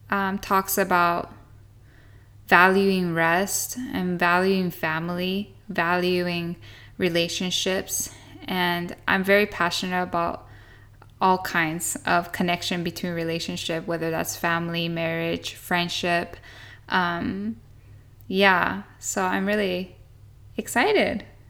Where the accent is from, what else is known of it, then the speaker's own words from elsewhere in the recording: Japan; also born or lived in Australia; I'm a Japanese American and I'm a third generation missionary in Japan. And I grew up in Japan my whole life